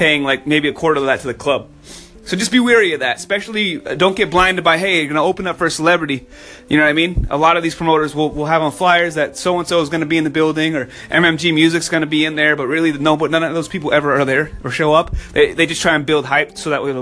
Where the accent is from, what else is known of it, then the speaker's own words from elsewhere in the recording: New Hampshire, United States; I'm from up north. I'm from New Hampshire